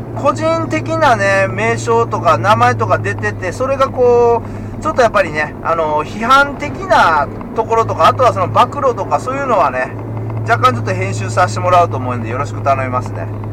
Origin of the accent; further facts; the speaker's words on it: Osaka, Japan; moved away; 虎兄はね関西人なんであの、大阪、昔ずっと大阪住んでて